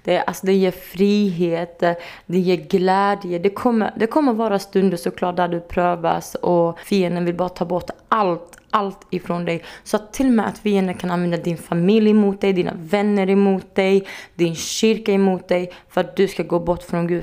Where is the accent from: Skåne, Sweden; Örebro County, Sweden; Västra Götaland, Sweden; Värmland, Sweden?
Skåne, Sweden; Örkelljunga; now in Helsingborg, Sweden; Jag är uppväxt i Örkelljunga